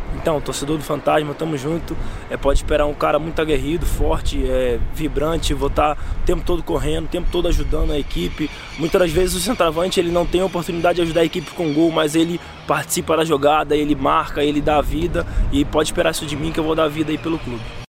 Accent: São Gonçalo, Rio de Janeiro, Brazil; moved away; eu vim da cidade do Rio de Janeiro, São Gonçalo

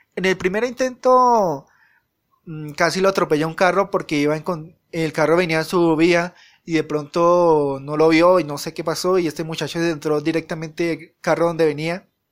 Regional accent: Colombia; en mi país, que vivo en Colombia

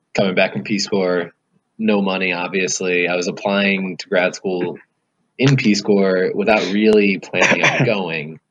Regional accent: United States; also born or lived in Colorado / Lesotho; now in Washington, D.C., United States; I'm originally from about 45 minutes west of DC.

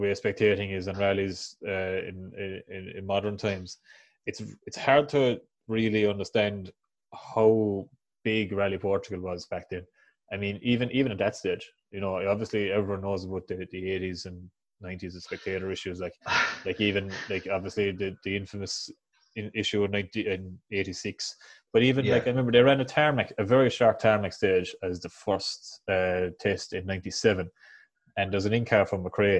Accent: Ireland

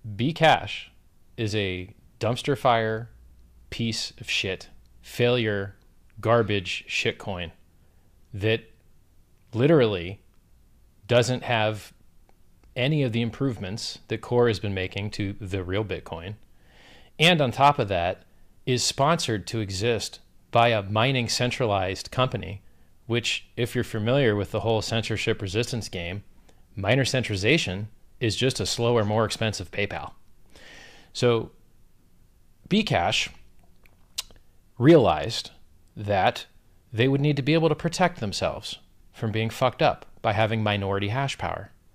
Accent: Florida, United States; I'm from Florida

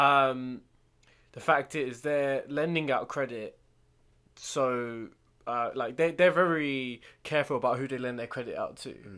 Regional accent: United Kingdom; we're British

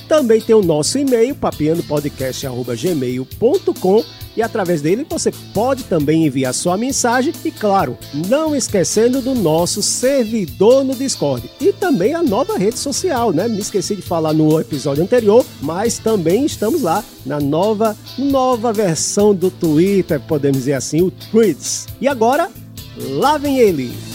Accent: Recife, Pernambuco, Brazil; now in Paraíba, Brazil; lá na minha terra, lá em Recife

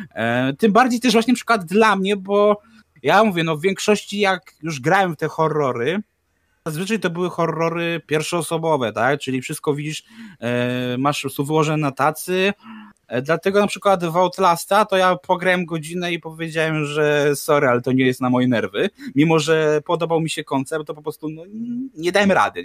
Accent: Warsaw, Masovian Voivodeship, Poland; jesteś warszawiakiem

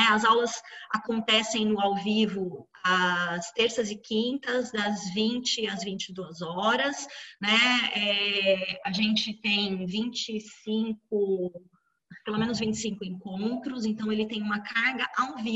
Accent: Pirajuí, São Paulo, Brazil; Ah, eu sei, eu sou de Pirajuí, eu sei, tá?

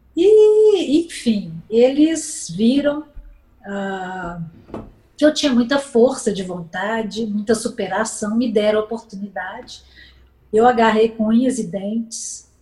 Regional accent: Belo Horizonte, Minas Gerais, Brazil; eu sou natural de Belo Horizonte

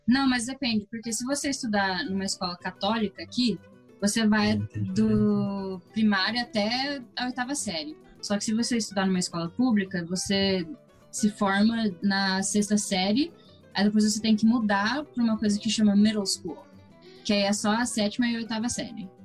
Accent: Toronto, Ontario, Canada; also born or lived in Brazil; Nasci aqui em Toronto

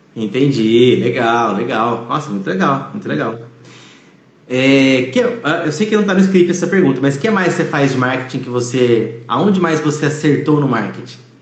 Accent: Campinas, São Paulo, Brazil; eu sou de Campinas, mas aqui do lado fica Valinhos

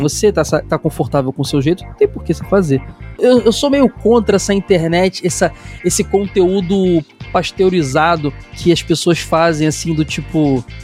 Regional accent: Rio de Janeiro, Brazil; Eu sou carioca

